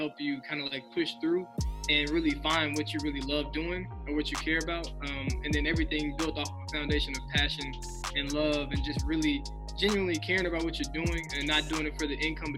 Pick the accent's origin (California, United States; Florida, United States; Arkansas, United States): Arkansas, United States; Helena; I'm from Arkansas, so I grew up in Helena, Southeast Arkansas